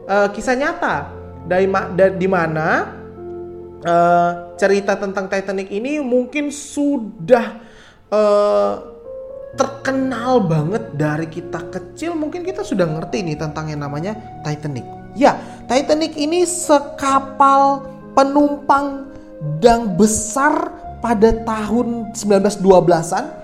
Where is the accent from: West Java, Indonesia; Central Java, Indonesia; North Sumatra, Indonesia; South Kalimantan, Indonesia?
South Kalimantan, Indonesia; now in Sidoarjo, Indonesia; saya asalnya dari Kalimantan Selatan dan sekarang sedang berpraktek di GPDI Elohim Sidoarjo Jawa Timur ya.